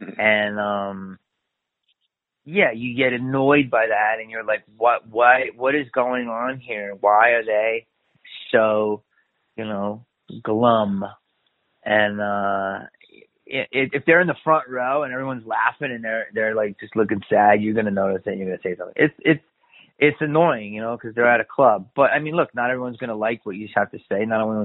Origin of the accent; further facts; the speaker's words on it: Philadelphia, Pennsylvania, United States; I'm from Philly